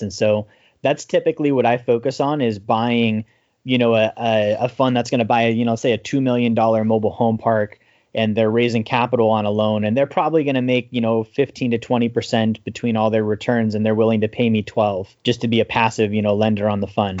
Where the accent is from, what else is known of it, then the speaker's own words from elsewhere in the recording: Alaska, United States; I grew up in Alaska